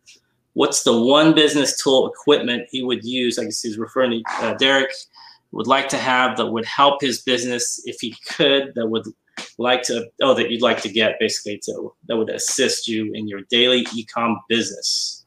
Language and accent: English; London, United Kingdom; moved away as an adult; now in Bay Area, United States; I moved from London to the Bay Area in 89.